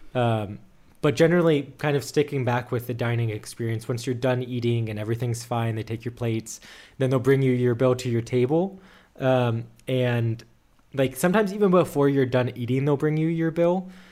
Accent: United States; moved away as an adult; now in Germany; as an American. Even though I've lived in Germany for more than a year now, a year and a half

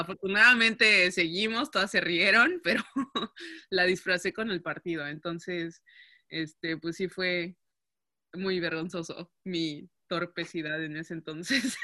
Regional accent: Mexico; first language Spanish; moved away as an adult; now in Netherlands; sí soy la única mexicana, la única eh, latina que habla español en el equipo

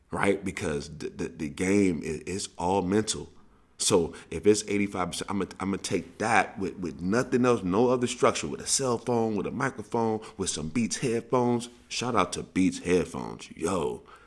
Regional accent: St. Louis, Missouri, United States; I grew up in Saint Louis

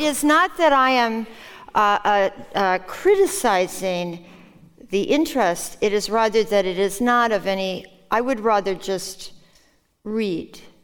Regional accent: Minnesota, United States; first language Norwegian; English is a second language; also born or lived in Norway; when I was living in Minnesota in the Midwest

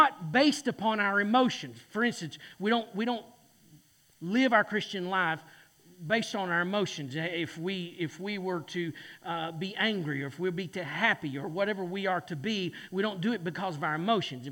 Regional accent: Boone, North Carolina, United States; I'm from Boone, North Carolina

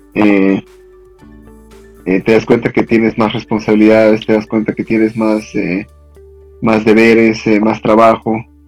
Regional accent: Cochabamba, Bolivia; moved away as an adult; now in Mexico City, Mexico; yo soy originario de Cochabamba, Bolivia

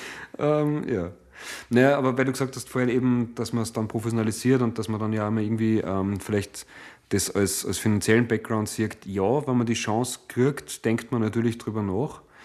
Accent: Hallein, Salzburg, Austria; Stadt im Land Salzburg. Es ist meine Heimatstadt äh, letztlich

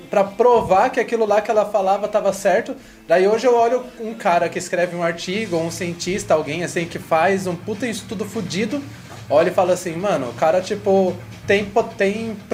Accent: Carapicuíba, São Paulo, Brazil; Se eu vou contar uma história, eu tenho que falar que eu sou de Carapicuíba.

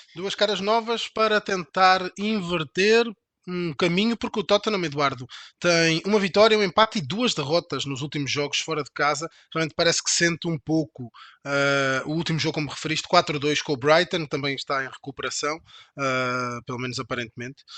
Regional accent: Portugal; Eu sou, eu sou português

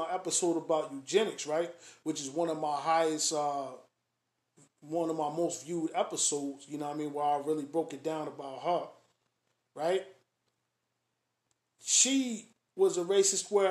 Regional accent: Springfield, Massachusetts, United States; I grew up in Springfield.

